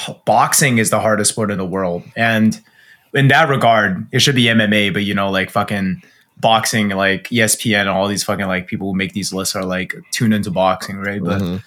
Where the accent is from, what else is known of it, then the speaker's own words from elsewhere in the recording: Canada; So I guess this is like my foray into at least being a Canadian, like getting into some sports that more people would play, sort of thing.